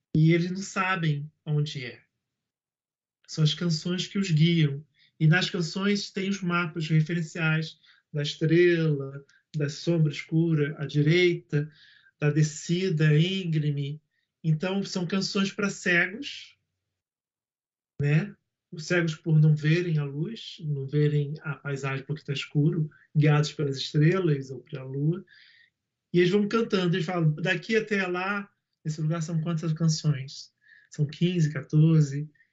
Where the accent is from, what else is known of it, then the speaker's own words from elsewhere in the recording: Rio de Janeiro, Brazil; eu sou nascido na Pavuna